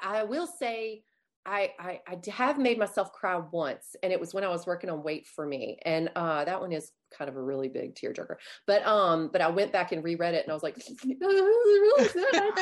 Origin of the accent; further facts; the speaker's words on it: Louisiana, United States; I'm even from Louisiana and I don't speak French